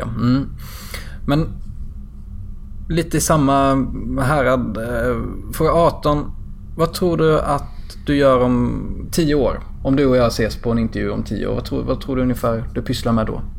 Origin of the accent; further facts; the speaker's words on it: southern Småland, Sweden; jag är uppväxt i södra Småland